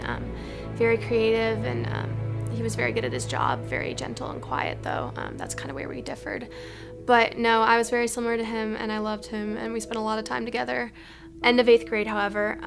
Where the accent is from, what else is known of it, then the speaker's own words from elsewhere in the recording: Madison, Wisconsin, United States; I grew up in Madison, Wisconsin, with five older brothers and two wonderful parents, both British.